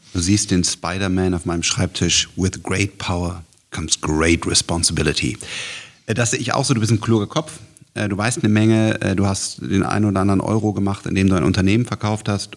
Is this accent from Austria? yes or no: no; Germany; bei uns in Deutschland